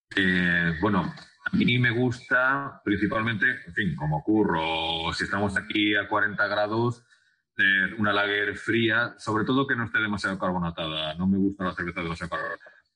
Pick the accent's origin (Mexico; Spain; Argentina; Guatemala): Spain; Jaén, Andalusia; yo soy de Jaén